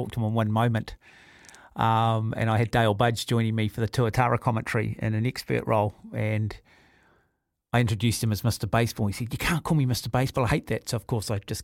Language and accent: English; Auckland, New Zealand; I grew up in Mount Albert